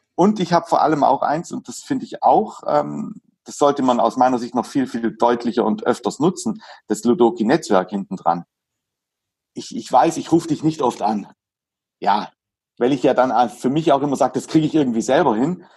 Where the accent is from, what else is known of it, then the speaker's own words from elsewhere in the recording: Hagnau am Bodensee, Baden-Württemberg, Germany; Ich komme aus Hagenau. Hagenau, das Saint-Tropez Süddeutschlands.